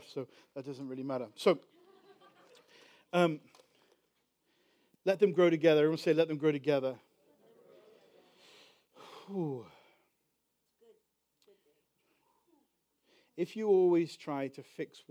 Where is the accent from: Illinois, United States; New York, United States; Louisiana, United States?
Illinois, United States; Chicago; we're from Chicago